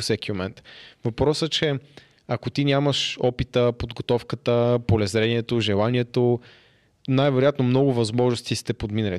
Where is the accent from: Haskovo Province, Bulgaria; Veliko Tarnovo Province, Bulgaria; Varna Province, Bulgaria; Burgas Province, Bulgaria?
Haskovo Province, Bulgaria; Haskovo; не съм от София, аз съм от Хасково